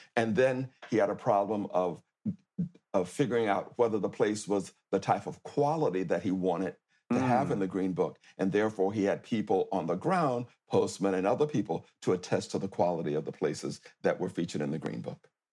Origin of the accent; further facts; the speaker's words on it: near Tallahassee, Florida, United States; accent: old Southern; moved away; my hometown near Tallahassee, Florida